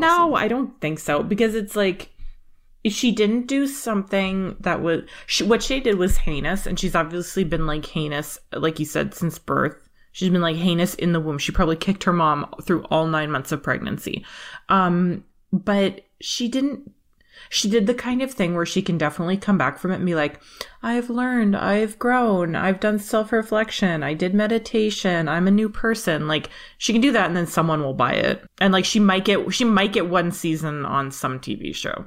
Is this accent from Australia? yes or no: no; Canada; as a Canadian